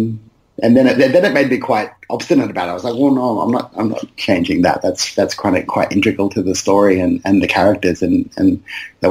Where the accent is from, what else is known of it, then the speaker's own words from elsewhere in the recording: Brisbane, Queensland, Australia; I grew up in West End in Brisbane, which is a densely migrant area.